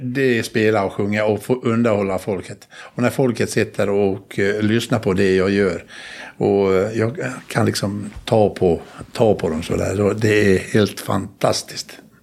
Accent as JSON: {"language": "Swedish", "region": "Dalarna County", "country": "Sweden", "said": "Alla gårdar där jag kommer ifrån uppe i Dalarna där, så har, har något namn. Och min gård där jag kommer ifrån heter Tura."}